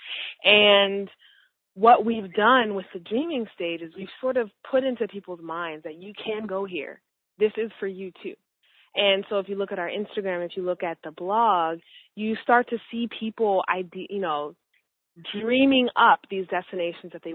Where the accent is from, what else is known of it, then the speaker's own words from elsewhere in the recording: Minnesota, United States; I grew up in Minnesota, where there weren't very many people who looked like me at all.